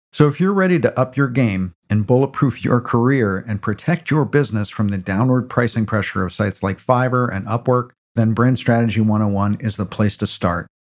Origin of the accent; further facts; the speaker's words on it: New York City, New York, United States; I'm a New Yorker